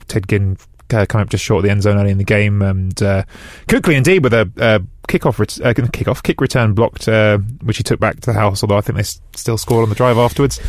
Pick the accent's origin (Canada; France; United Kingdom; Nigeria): United Kingdom; England; I have an Italian dad and I grew up in England